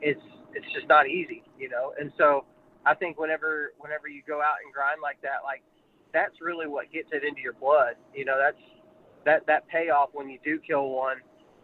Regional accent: Texas, United States; out in Texas where I was raised at in West Texas, we had so many turkeys everywhere.

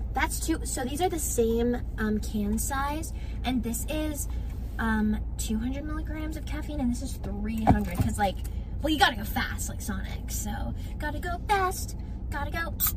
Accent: Arizona, United States; moved away as an adult; I am in Arizona visiting my hometown

